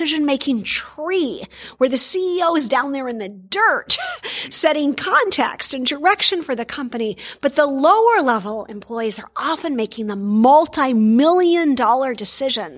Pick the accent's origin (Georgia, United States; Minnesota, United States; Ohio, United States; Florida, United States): Minnesota, United States; I come from Minnesota in the U.S.